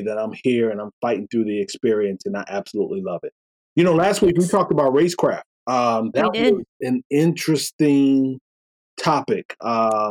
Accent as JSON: {"language": "English", "region": "Florida", "country": "United States", "tie": "born or raised there", "said": "I was born in Florida"}